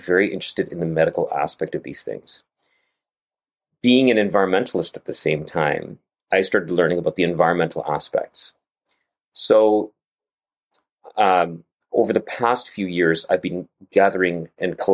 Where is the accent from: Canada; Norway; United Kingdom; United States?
Canada; I live in Canada and grew up in Canada and trained in Canada